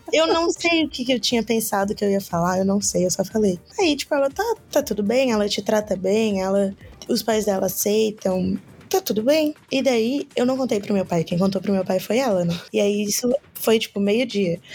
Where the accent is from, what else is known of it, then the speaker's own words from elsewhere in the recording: Florianópolis, Santa Catarina, Brazil; now in São José, Brazil; Sou de Floripa. Na verdade, moro em São José, né? Mas eu nasci em Floripa, então eu vou falar que eu sou de Florianópolis.